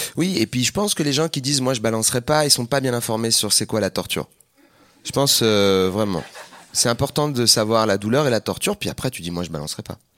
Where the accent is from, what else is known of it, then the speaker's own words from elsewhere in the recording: Seine-Saint-Denis, Île-de-France, France; Moi j'ai grandi en Seine-Saint-Denis